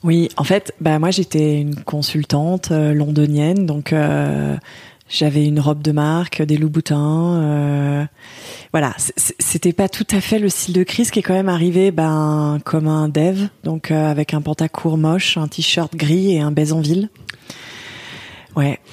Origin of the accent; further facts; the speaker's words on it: Lyon, Auvergne-Rhône-Alpes, France; moved away; à la base, je suis lyonnaise